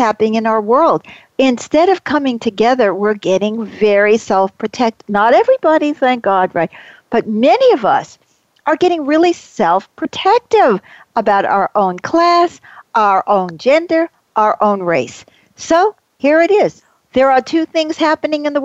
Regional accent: New York, United States; I grew up in New York

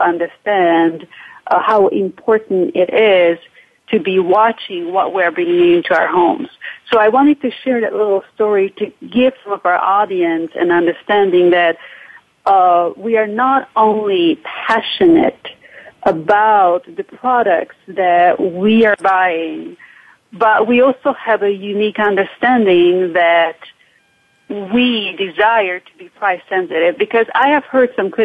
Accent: Transylvania, Romania; moved away as an adult; also born or lived in Fremont, United States; now in United States; I am a Hungarian from Transylvania

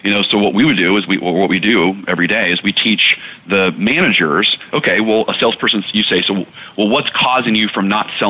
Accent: Texas, United States; I came from Texas football. I was, an all-state football player growing up.

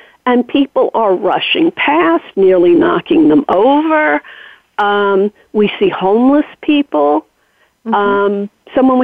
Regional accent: New York, United States; as a New Yorker

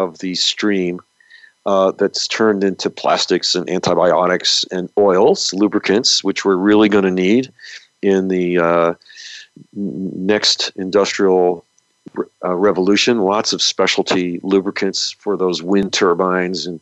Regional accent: New York, United States; now in California, United States; the area that I grew up in New York

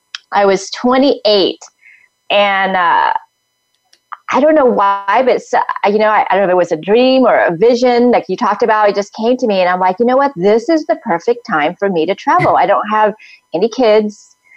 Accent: Vietnam; I mean, I came from Vietnam all the way here

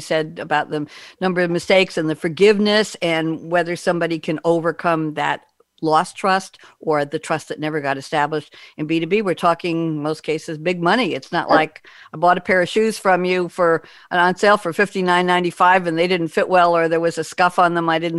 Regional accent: New York, United States; I'm from New York

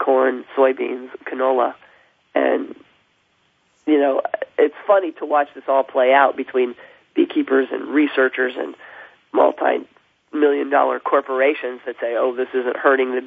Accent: half an hour from Pittsburgh, Pennsylvania, United States; moved away; I grew up half an hour from there.

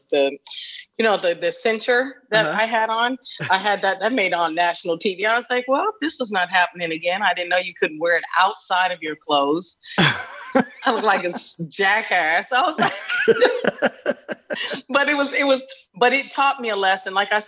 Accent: Arizona, United States; moved away; I was from Arizona.

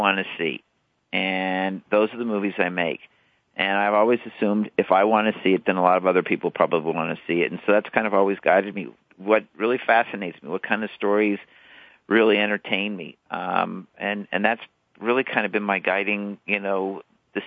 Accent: Denver, Colorado, United States; now in California, United States; I grew up in the Midwest. Denver felt like the Midwest to me

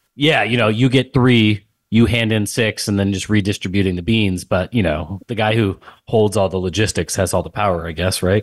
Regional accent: San Antonio, Texas, United States; moved away as an adult; also born or lived in West Point, New York; born and raised in San Antonio, Texas. Um, grew up there, same house, everything

